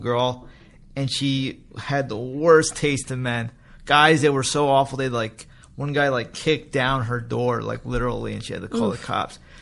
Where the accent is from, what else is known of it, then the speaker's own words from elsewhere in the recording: New York, United States; moved away; I grew up in New York